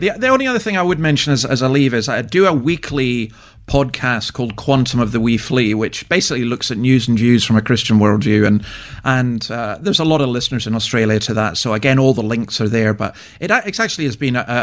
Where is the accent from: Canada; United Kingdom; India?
United Kingdom; Scotland; I'm a Scottish Presbyterian who comes from a Brethren background